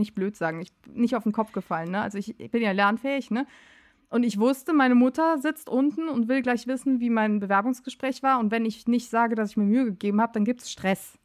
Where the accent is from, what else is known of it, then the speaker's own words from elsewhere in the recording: Euskirchen, North Rhine-Westphalia, Germany; moved away as an adult; now in Cologne, Germany; ich komme äh, aus Euskirchen. In Euskirchen bin ich groß geworden